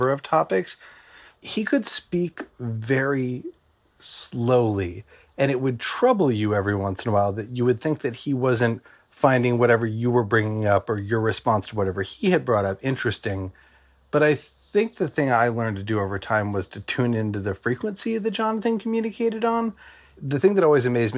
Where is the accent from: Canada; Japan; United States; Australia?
United States; New York; I'm from New York